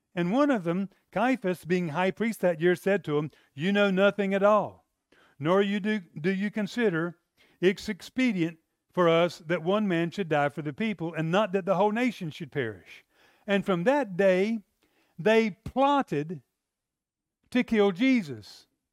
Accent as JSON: {"language": "English", "region": "the South", "country": "United States", "said": "I'm from the South"}